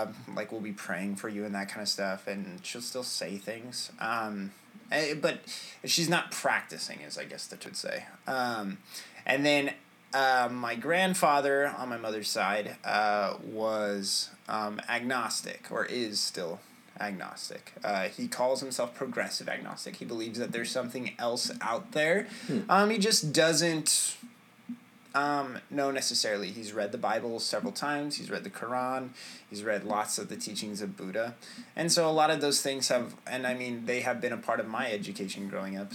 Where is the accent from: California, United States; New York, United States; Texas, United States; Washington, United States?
California, United States; Tulare; I was born in Tulare, California. And this is where, we stayed. We did move up to Northern California for a bit